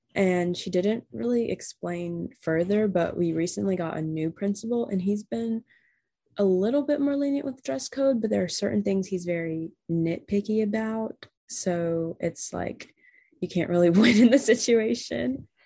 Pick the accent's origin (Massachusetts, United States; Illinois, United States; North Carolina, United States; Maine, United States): North Carolina, United States; I'm from North Carolina.